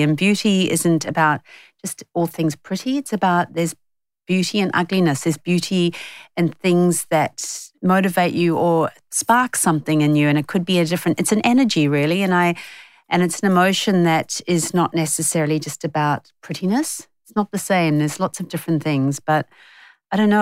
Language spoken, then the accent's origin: English; New Zealand; now in Australia; growing up in New Zealand